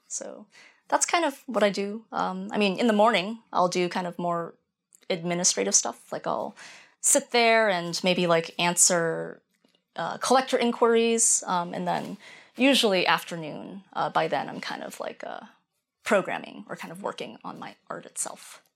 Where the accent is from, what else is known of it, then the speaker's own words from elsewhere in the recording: rural Maine, United States; I grew up in rural Maine